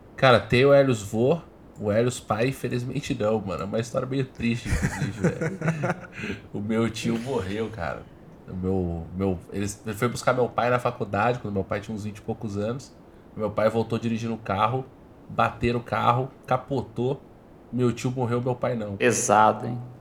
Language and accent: Portuguese; Botucatu, São Paulo, Brazil; eu sou nascido em Botucatu, né, mano? Interior pesado